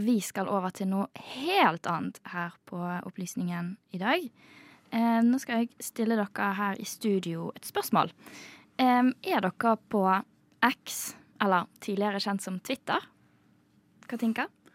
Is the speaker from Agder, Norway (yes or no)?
no; Bergen, Vestland, Norway; now in Oslo, Norway; til og med jeg som bergenser